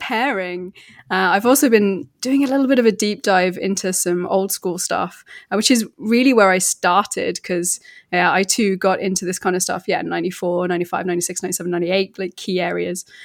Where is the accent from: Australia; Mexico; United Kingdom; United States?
United Kingdom; now in Verona, Italy; I'm British, but I'm based in Italy